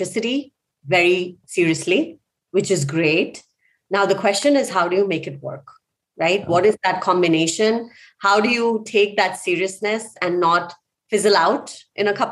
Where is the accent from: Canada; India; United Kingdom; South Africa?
India; moved away; I grew up in India.